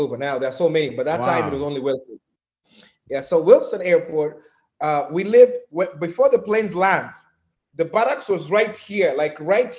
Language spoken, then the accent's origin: English; Nairobi, Kenya; also born or lived in Dubai; now in United States; I was born in Nairobi